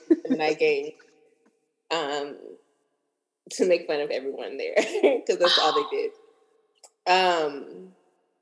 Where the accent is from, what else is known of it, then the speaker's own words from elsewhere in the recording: Dallas, Texas, United States; moved away; also born or lived in San Diego, California; I am from Dallas, Texas, born and raised from the north side